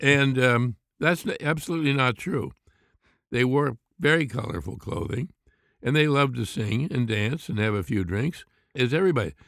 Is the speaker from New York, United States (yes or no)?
no; Pittsburgh, Pennsylvania, United States; I grew up in Pittsburgh